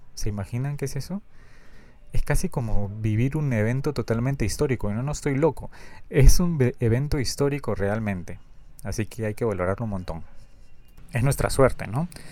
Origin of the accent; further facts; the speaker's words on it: Peru; Yo soy de Perú